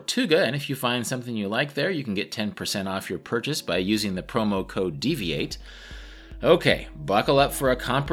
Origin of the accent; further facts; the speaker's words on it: Wichita, Kansas, United States; my hometown of Wichita, Kansas